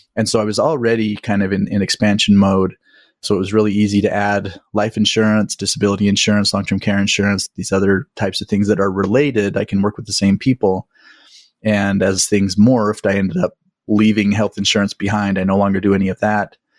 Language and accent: English; Utah, United States; I grew up in Utah